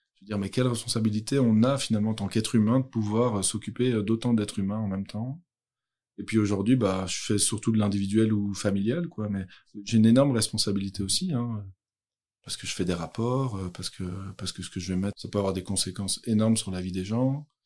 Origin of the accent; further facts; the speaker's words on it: Brussels, Brussels-Capital Region, Belgium; moved away; Je suis originaire de Bruxelles